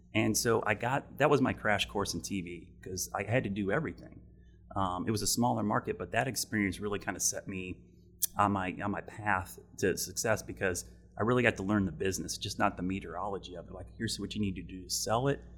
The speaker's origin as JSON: {"language": "English", "region": "Ohio", "country": "United States", "tie": "born or raised there", "moved": "yes", "lives_now": "Charlotte, United States", "said": "I grew up in Ohio"}